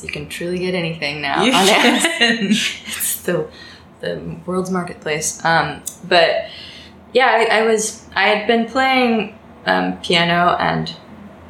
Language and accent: English; the DC suburbs, Virginia, United States; moved away as an adult; now in New York City, United States; I live in New York City. I'm originally from Virginia, the DC suburbs, but I've been here about 6-7 years now